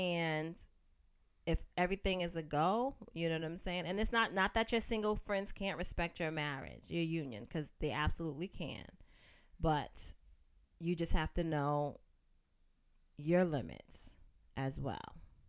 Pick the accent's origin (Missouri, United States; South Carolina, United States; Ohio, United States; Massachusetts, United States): Massachusetts, United States; Roxbury